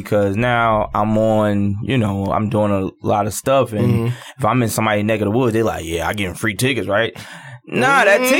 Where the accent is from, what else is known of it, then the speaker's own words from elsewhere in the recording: Newark, New Jersey, United States; I'm born and raised in Newark, New Jersey.